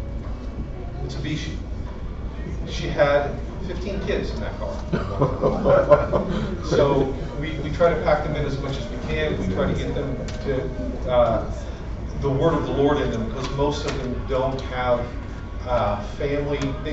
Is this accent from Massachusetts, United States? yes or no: no; Indiana, United States; moved away as an adult; also born or lived in Virginia; now in Brazil; I'm a redneck from Indiana